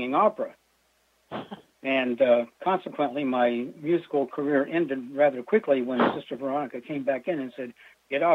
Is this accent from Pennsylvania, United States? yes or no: yes; Erie, Pennsylvania, United States; moved away as an adult; also born or lived in Guam; I was born in Erie, Pennsylvania. And, you know, lived there most of my early life